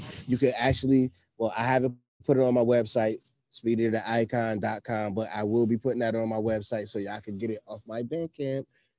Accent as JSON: {"language": "English", "town": "Buffalo", "region": "New York", "country": "United States", "also_born_or_lived": "New Jersey", "said": "I was the only Buffalo kid that hung with them."}